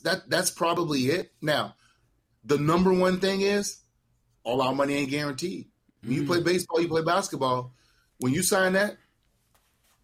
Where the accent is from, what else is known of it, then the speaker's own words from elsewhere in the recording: New Orleans, Louisiana, United States; I'm from the Desire Projects in New Orleans, Louisiana